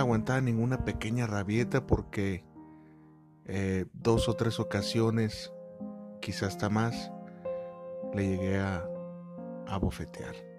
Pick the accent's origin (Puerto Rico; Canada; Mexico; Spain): Mexico; Guadalajara, Jalisco; moved away as an adult; decidí venirme a la ciudad de Guadalajara, de donde soy originario